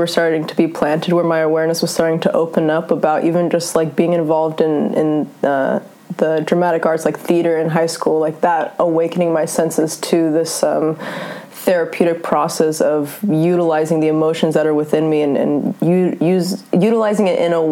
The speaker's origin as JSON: {"language": "English", "region": "Northern California", "country": "United States", "tie": "born or raised there", "also_born_or_lived": "Germany / Norway", "said": "Grew up in Northern California, so I'm only technically German."}